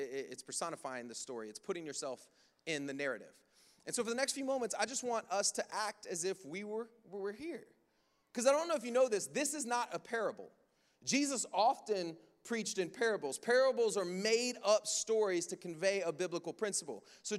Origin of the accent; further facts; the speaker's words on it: Jamaica; Again, I come from Jamaica, so they'll shout me down.